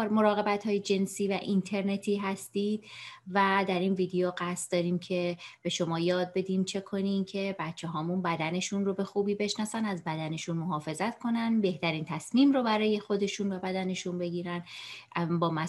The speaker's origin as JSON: {"language": "Persian", "town": "Shiraz", "region": "Fars", "country": "Iran", "tie": "born or raised there", "also_born_or_lived": "Tehran / Vancouver, Canada", "moved": "as an adult", "lives_now": "Canada", "said": "سال 1358 در یک خانواده بسیار صمیمی در شیراز به دنیا اومدم فرزند آخر هستم و 13 سال پیش همراه فرزندم و همسرم به کانادا مهاجرت کردیم"}